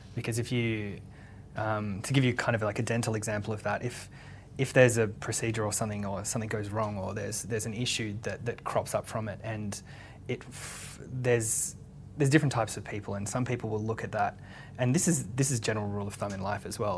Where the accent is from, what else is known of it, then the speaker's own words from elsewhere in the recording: Sydney, New South Wales, Australia; also born or lived in Western Australia; I'm from Western Australia originally, and my dad's in agriculture, so we actually moved and lived in the country for a bit of time as well, and then but Sydney's really kind of my my hometown, so. I went to school there